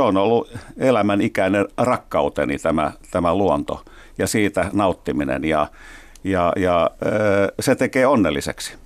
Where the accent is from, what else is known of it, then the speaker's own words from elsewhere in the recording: Helsinki, Uusimaa, Finland; tällaisen helsinkiläispojan